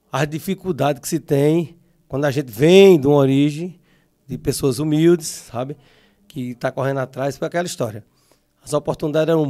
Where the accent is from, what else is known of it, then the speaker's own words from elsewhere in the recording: Sumé, Paraíba, Brazil; nasci em Sumé, num bairro chamado Alto Alegre, mais conhecido bairro do Matador ali, né? E naquele tempo era tudo muito difícil, tudo no barro, a gente ficava por ali.